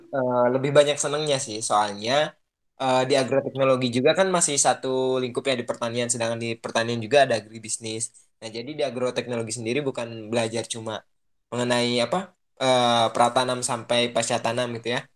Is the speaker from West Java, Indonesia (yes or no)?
yes; Subang, West Java, Indonesia; now in Tanjung Sari, Sumedang, Indonesia; kota aku pun di Subang